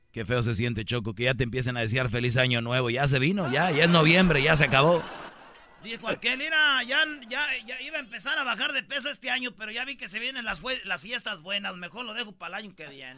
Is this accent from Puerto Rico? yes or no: no; Michoacán, Mexico; Yo soy de Michoacán, donde está el alma de México, el centro de México